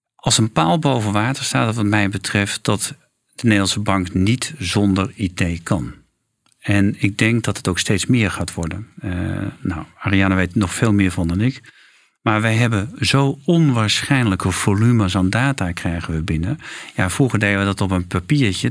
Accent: Friesland, Netherlands; Ik ben geboren in Friesland

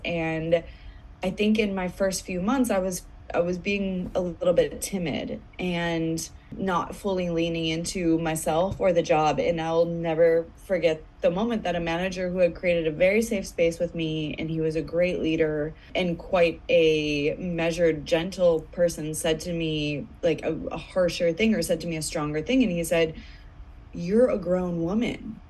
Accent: United States; moved away as an adult; back in my home country

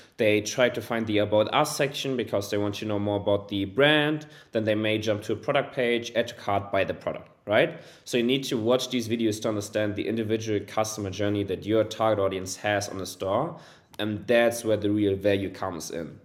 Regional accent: Germany; also born or lived in Hamburg; born and raised in Germany, currently living in Hamburg, a beautiful city in northern Germany

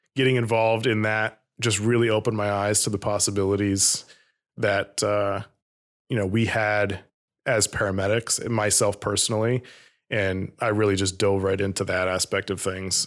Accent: Vermont, United States; growing up in Vermont

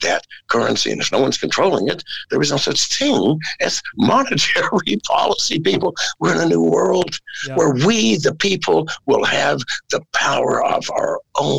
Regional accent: United States; moved away as an adult; I am an American and I love that country. I was raised in America

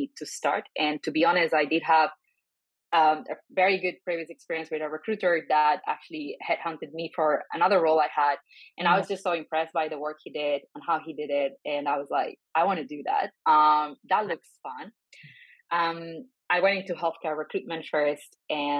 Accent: Barcelona, Catalonia, Spain; moved away as an adult; also born or lived in France / London; I'm originally from Spain. I'm from Barcelona. I studied there

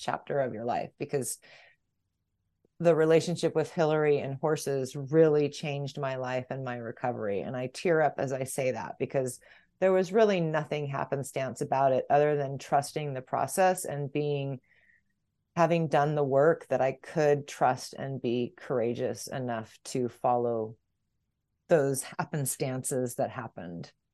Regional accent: San Diego, California, United States; moved away as an adult; also born or lived in Bay Area, California; now in Hondo, United States; I was born and raised in San Diego

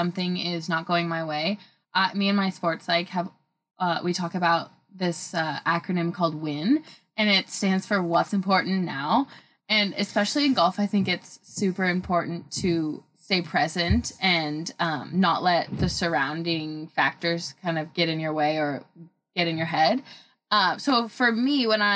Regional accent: Oregon, United States; growing up in the Oregon

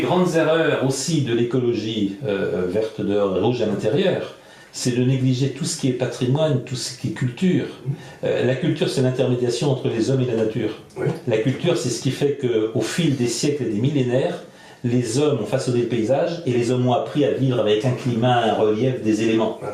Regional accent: France; Je suis de France.

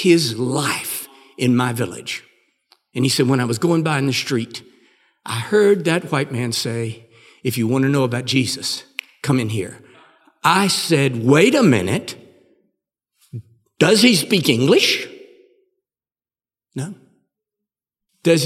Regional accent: United States; I'm from the United States of America

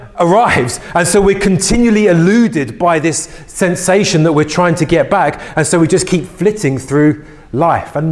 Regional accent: London, United Kingdom; I grew up in West London in Ealing

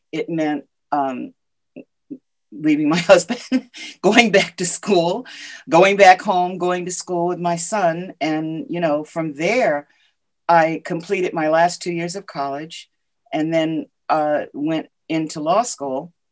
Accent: Ashford, Connecticut, United States; also born or lived in Willimantic, Connecticut / Madrid, Spain; I grew up in Ashford, Connecticut. Um, my I was, you know, uh, born in Willimantic uh, and uh, grew up in Ashford. My dad was in the service at the time.

